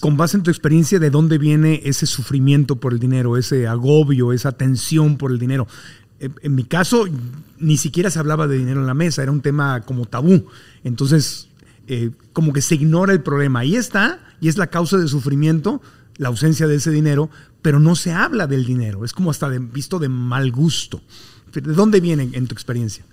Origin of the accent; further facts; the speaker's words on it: Tijuana, Baja California, Mexico; un tijuanense como yo, en el mundo en que yo nací en Tijuana